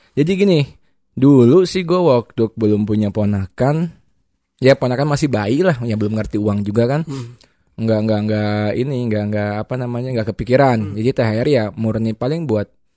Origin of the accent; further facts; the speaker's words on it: Bandung, West Java, Indonesia; gue orang Bandung semua